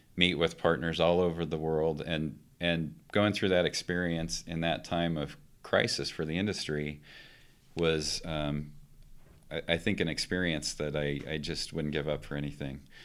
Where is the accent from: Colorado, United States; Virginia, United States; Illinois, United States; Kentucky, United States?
Colorado, United States; Palisade; moved away as an adult; also born or lived in Boise, Idaho; now in Golden, Colorado, United States; I grew up in Colorado